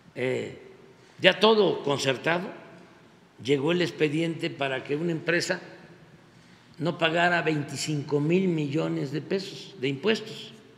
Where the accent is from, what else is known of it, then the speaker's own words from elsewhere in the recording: Mexico; nosotros no somos así los mexicanos